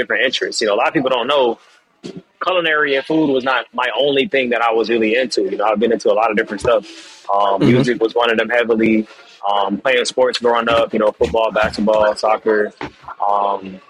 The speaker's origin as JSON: {"language": "English", "town": "Atlanta", "region": "Georgia", "country": "United States", "tie": "born or raised there", "also_born_or_lived": "Jamaica", "moved": "yes", "lives_now": "Miami, United States", "said": "I'm Jamaican, family's in the Caribbean and stuff like that. I grew up in Atlanta"}